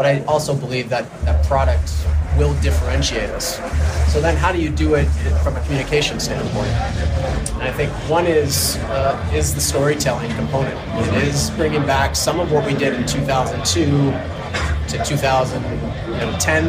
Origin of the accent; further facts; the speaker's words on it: Canada; I'm Canadian